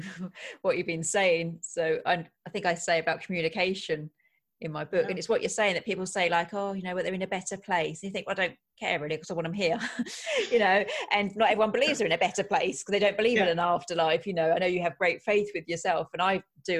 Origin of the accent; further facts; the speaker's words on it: England, United Kingdom; we're awfully English here